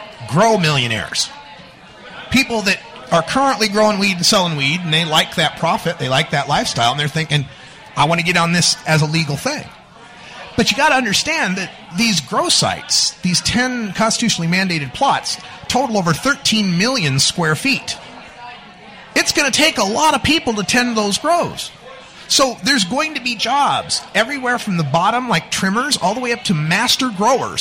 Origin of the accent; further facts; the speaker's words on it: Boise, Idaho, United States; now in Portland, United States; I'm from Boise